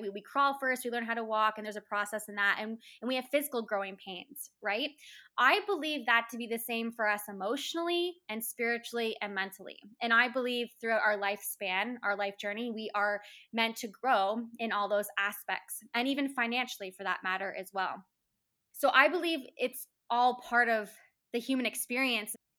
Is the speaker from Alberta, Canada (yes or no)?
no; Woodstock, Ontario, Canada; I was born and raised in Woodstock, Ontario, in Canada